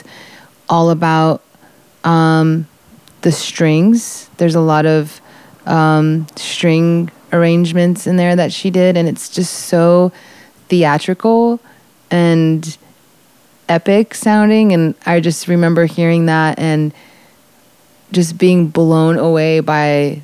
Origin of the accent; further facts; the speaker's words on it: Florida, United States; growing up in Florida, I was surrounded by jungle and swampland and green